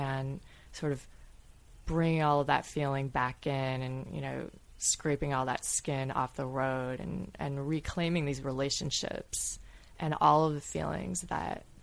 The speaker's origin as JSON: {"language": "English", "town": "Grosse Pointe", "region": "Michigan", "country": "United States", "tie": "born or raised there", "said": "so many people that I grew up with in Growth Point"}